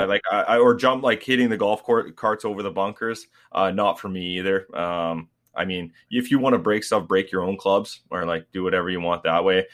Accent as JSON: {"language": "English", "country": "Canada", "said": "we're all Canadian"}